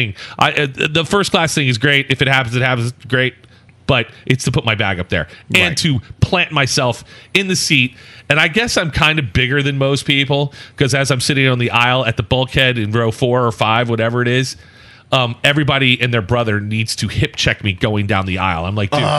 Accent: the South, United States; I was born in the South

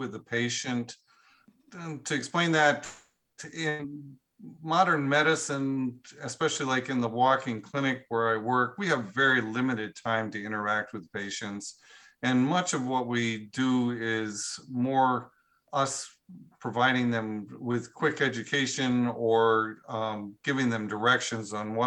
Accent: Cashmere, Washington, United States; I live close to my hometown is a small town called Cashmere, Washington

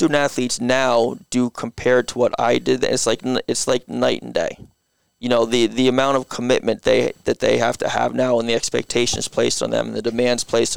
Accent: Guilford, Connecticut, United States; I grew up in Guilford

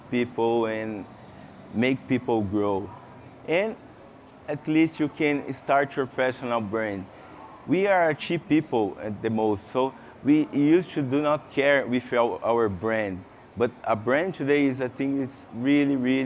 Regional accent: Brazil; English is a second language; I came from Brazil, so excuse me for my English. It's not good. It's not my mother language

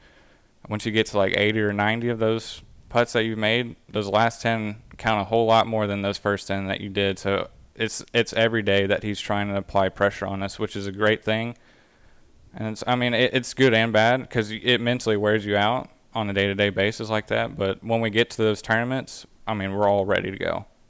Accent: Pecan Grove, Texas, United States; I grew up on Pecan Grove Plantation Country Club, which is in the Pecan Grove subdivision. And probably my favorite courses in the Houston area would have to be

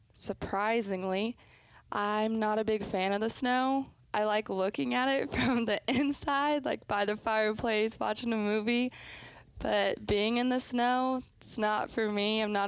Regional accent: Brighton, Colorado, United States; moved away as an adult; also born or lived in Seattle, Washington; now in Jacksonville, United States; So I was born in Seattle, and then I only lived there for about a year. And my dad got a new job in Colorado, so we just kind of picked up.

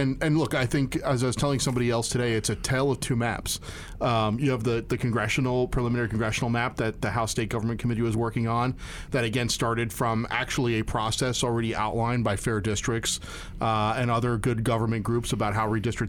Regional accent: Perkasie, Pennsylvania, United States; when I was growing up in Perkasie, Pennsylvania

